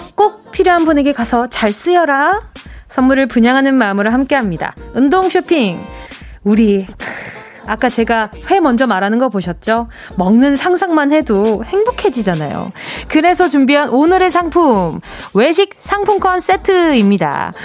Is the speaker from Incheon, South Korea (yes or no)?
no; Busan, South Korea; 제 고향 부산